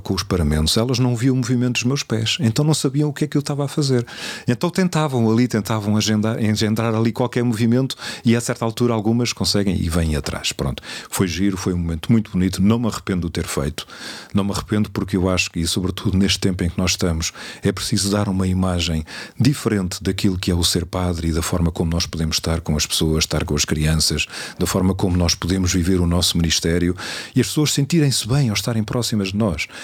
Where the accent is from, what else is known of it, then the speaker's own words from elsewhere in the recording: Cadaval, Lisbon, Portugal; eu sou de uma zona de bom vinho, sou do Cadaval, à frente da casa dos meus pais está a adega